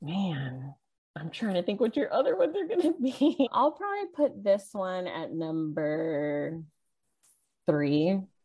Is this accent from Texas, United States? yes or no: yes; Corpus Christi, Texas, United States; also born or lived in California; when I moved to Corpus Christi in fifth grade, which I think was around 95